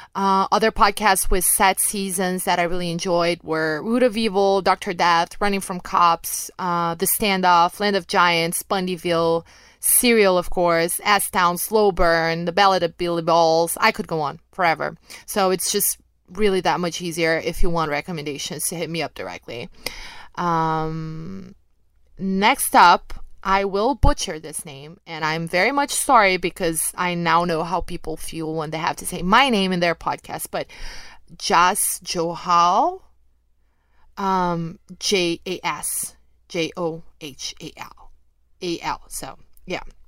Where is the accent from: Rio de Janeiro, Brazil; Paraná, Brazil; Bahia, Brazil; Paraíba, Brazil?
Rio de Janeiro, Brazil; accent: mild; English is a second language; I picked all of that up right, right at the mean streets of Rio de Janeiro, Brazil